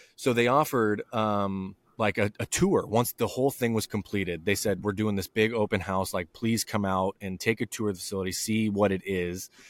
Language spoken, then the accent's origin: English; southern Idaho, United States; my hometown in southern Idaho.